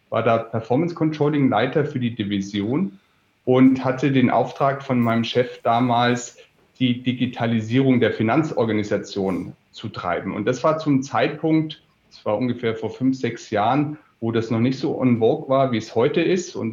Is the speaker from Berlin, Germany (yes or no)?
no; Erlangen, Bavaria, Germany; born there; Ich bin in Erlangen geboren und Erlangen ist, weiß nicht, ob das die Hörer kennen, Erlangen ist eine Medizinstadt.